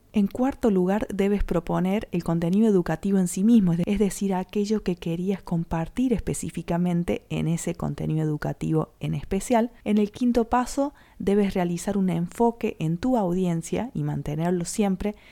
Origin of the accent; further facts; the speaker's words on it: Córdoba, Argentina; traductora emprendedora de Córdoba Capital Argentina